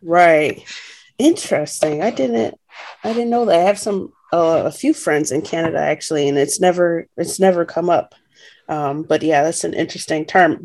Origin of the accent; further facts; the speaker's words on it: United States; as an American